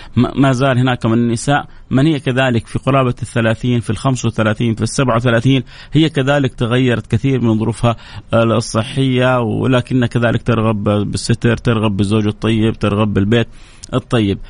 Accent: Saudi Arabia; عندنا في السعودية، مو عندنا في الخليج

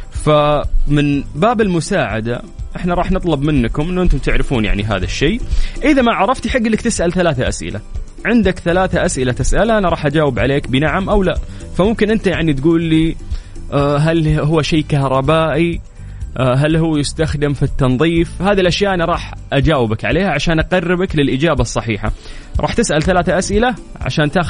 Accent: Saudi Arabia; واحس عندنا في السعوديه في في مناطق والله فيها برد للامانه بس احس ستيل الرياض مو البرد اللي عليه الكلام

